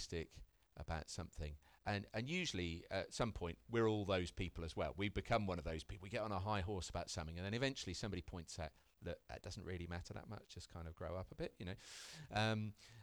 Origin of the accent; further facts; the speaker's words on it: United Kingdom; I'm British